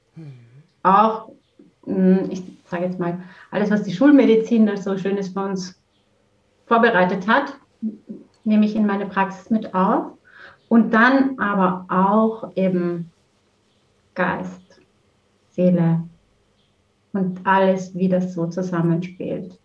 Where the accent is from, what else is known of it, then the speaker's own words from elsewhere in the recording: Vienna, Austria; moved away as an adult; now in Heimenkirch, Germany; Ich komme ursprünglich aus Wien, äh, bin in Wien geboren und aufgewachsen und bin dann über die Liebe nach Deutschland gekommen vor über 20 Jahren